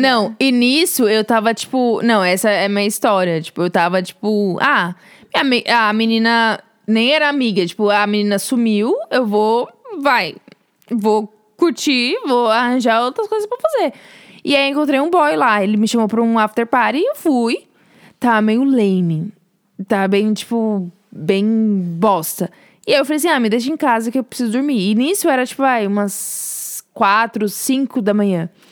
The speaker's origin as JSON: {"language": "Portuguese", "region": "São Paulo", "country": "Brazil", "moved": "as an adult", "lives_now": "United States", "said": "Sou de São Paulo e vim para os Estados Unidos como au pair, mas agora sou estudante"}